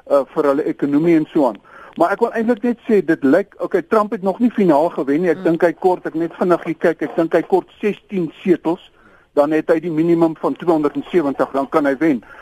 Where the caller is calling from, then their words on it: Pretoria, Gauteng, South Africa; van Pretoria.